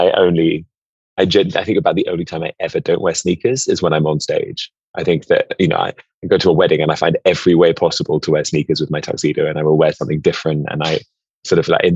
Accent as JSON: {"language": "English", "region": "London", "country": "United Kingdom", "tie": "born or raised there", "said": "I grew up in London"}